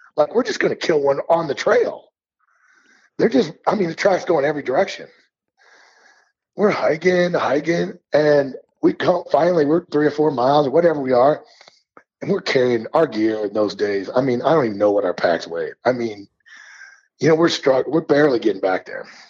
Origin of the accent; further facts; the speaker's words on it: Missouri, United States; now in Montana, United States; I grew up in Missouri